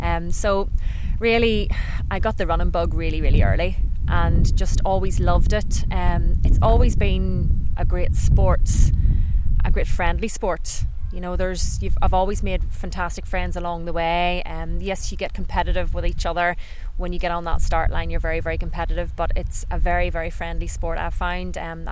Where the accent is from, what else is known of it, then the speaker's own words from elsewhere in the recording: Newcastle, Northern Ireland, United Kingdom; So I'm originally from Newcastle, County Down, and we've got some fantastic running routes there.